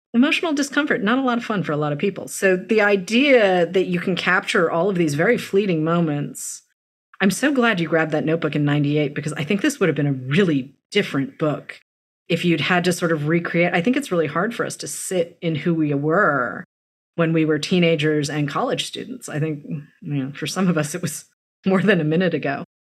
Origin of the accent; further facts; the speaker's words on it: Massachusetts, United States; also born or lived in Los Angeles; now in New York, United States; I was born in Massachusetts